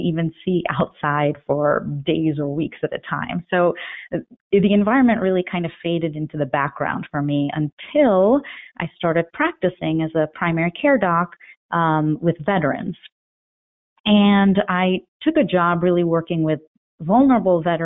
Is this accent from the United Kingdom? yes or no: no; Elizabeth, New Jersey, United States; also born or lived in Cambridge, Massachusetts / New York City; I grew up in Elizabeth, New Jersey, really on the banks of a highly polluted river